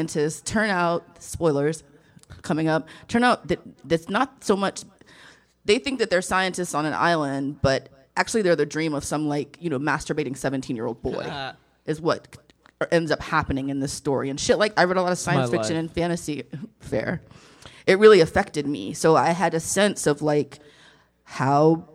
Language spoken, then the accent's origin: English; the Bible Belt / the South, United States; I was raised in the Bible Belt